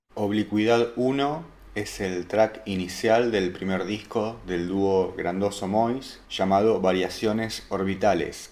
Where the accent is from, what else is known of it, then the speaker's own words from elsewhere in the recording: Argentina; Siendo argentino